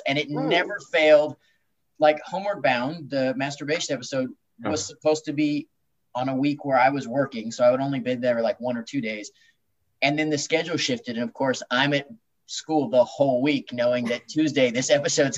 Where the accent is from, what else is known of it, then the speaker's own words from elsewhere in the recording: Long Beach, California, United States; I grew up in Long Beach and I was born in Long Beach and grew up in that area.